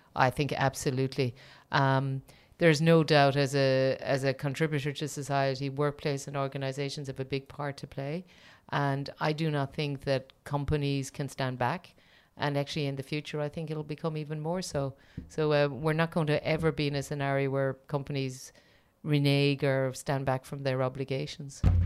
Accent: Ireland; as an Irish person

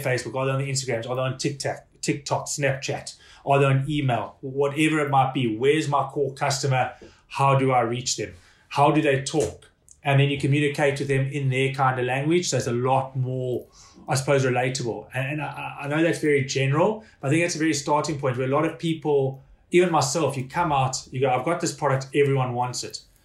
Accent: South Africa; also born or lived in Hong Kong; now in Ireland; being a South African

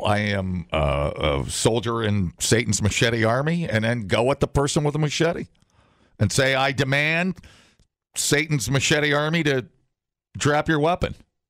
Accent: Madison, Wisconsin, United States; See, I'm from Madison. I spent $8,000 on my bicycle because I love bicycles.

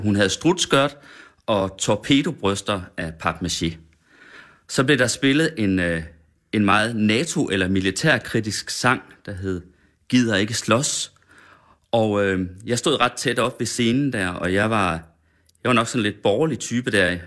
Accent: Sønder Felding, Central Denmark Region, Denmark; jeg er fra Sønderfælling, 20 km derfra

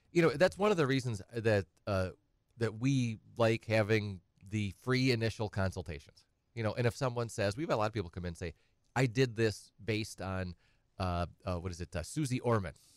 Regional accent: Edgar, Wisconsin, United States; also born or lived in Madison / Twin Cities; now in Wausau, United States; I'm from Edgar originally

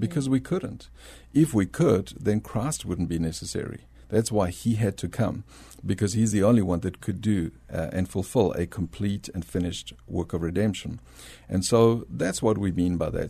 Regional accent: South Africa; accent: South African; moved away as an adult; also born or lived in Bolivia; now in San Antonio, United States; I was born in Bolivia, South America, uh, but grew up in South Africa

